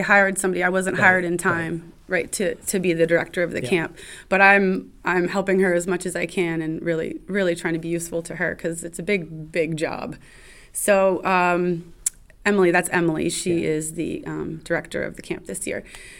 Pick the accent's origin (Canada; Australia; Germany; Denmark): Canada; Ottawa, Ontario; moved away as an adult; now in Manlius, United States; I'm from Ottawa.